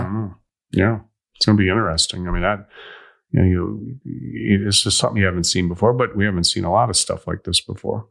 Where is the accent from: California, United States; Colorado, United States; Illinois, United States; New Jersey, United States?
Illinois, United States; I'm from Illinois